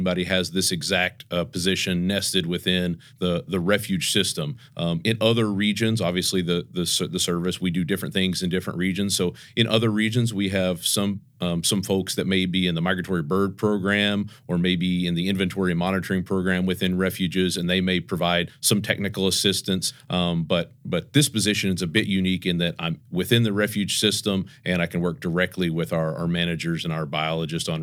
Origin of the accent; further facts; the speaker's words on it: Oklahoma, United States; moved away as an adult; also born or lived in North Dakota / Mississippi / Illinois; I grew up in Oklahoma